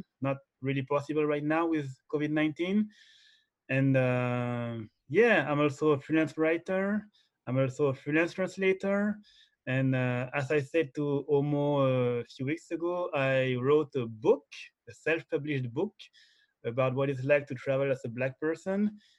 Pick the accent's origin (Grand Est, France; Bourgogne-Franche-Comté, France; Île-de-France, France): Île-de-France, France; Paris; I'm from Paris, France.